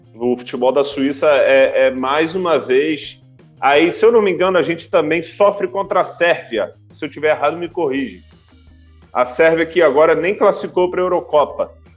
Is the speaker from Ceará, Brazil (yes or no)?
no; Rio de Janeiro, Brazil; a gente é do Rio